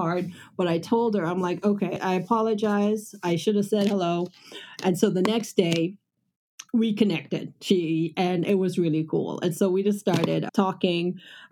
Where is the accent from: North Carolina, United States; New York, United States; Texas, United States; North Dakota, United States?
Texas, United States; Houston; she realized I was from Houston